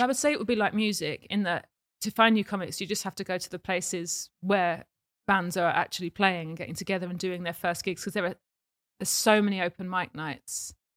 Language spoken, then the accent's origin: English; Watford, East of England, United Kingdom; also born or lived in Essex; I grew up in Watford